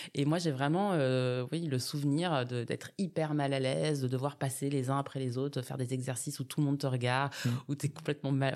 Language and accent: French; Bondy, Île-de-France, France; also born or lived in Grenoble; je suis née à Bondy. J'ai grandi dans cette ville jusqu'à mes 20 ans.